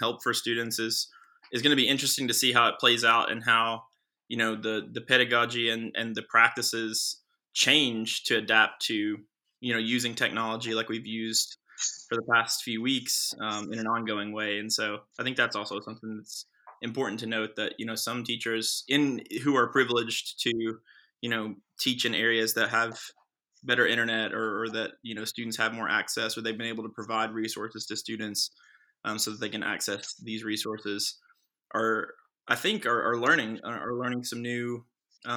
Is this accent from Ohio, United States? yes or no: no; Johnson County, Kentucky, United States; I'm from Johnson County. I went to Johnson Central High School